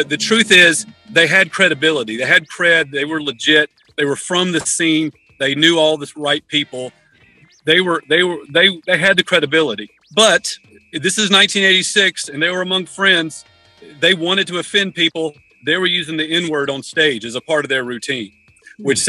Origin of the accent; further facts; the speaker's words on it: Columbus, Georgia, United States; my hometown of Columbus, Georgia